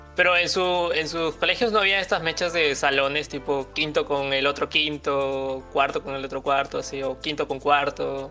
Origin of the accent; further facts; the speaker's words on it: Lima, Peru; una vez que nos fuimos un viaje fuera de Lima